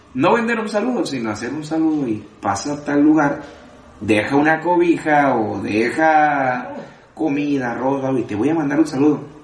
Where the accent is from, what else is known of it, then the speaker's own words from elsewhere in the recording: Tijuana, Baja California, Mexico; also born or lived in Culiacán, Sinaloa; me considero tijuanense, porque llegué desde chico, desde los, desde siete años estaba yo aquí.